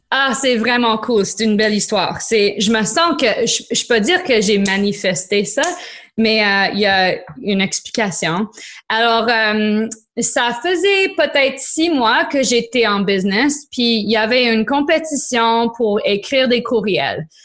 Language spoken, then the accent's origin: French; Niagara, Ontario, Canada; French is a second language; also born or lived in Quebec; now in Ontario, Canada; je suis grandie en Niagara